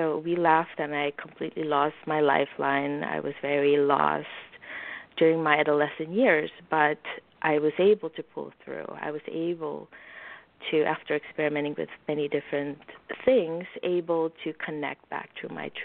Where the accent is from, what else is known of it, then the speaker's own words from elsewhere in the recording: Suriname; moved away; I grew up in Suriname